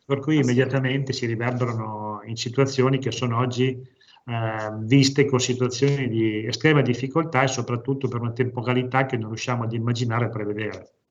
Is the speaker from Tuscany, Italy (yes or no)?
no; province of Parma, Emilia-Romagna, Italy; vengo dalla provincia di Parma